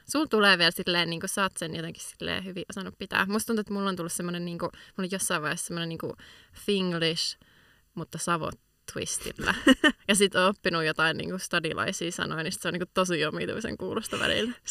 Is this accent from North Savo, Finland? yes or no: yes; North Savo, Finland; Joo, no tota, mä oon Pohjois-Savosta.